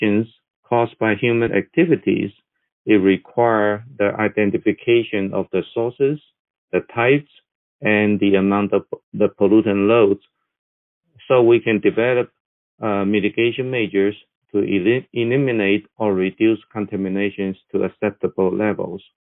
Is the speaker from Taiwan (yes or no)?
yes; Taiwan; moved away as an adult; now in Texas, United States; I was born and raised in Taiwan, but I have been in Texas since 1985.